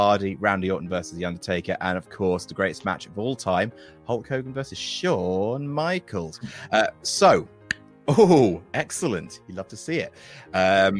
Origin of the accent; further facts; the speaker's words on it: Jersey; I was growing up in Jersey